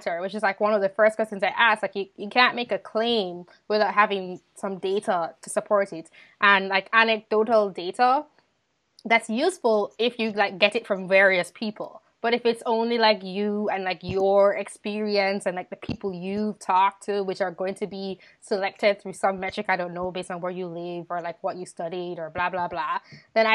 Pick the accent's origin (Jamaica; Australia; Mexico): Jamaica; growing up in Jamaica